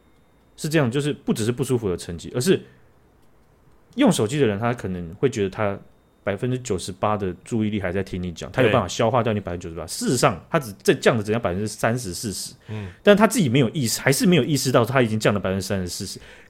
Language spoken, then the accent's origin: Chinese; Taiwan; 就是说台湾的新任的总统被选出来之后，哦，被我们台湾人选出来之后，有相当多的国家啊，跟我们这个道贺。